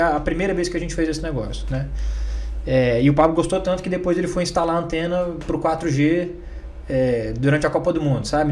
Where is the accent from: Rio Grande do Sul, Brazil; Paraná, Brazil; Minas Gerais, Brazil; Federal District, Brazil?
Federal District, Brazil; Brasília; also born or lived in Goiânia; eu nasci em Goiânia, mas sempre é, morei em Brasília